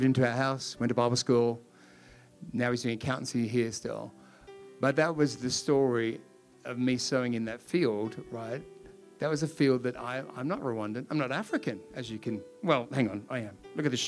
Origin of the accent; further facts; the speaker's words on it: Sydney, New South Wales, Australia; moved away as an adult; now in Perth, Australia; I'm not from Perth. I'm from Sydney.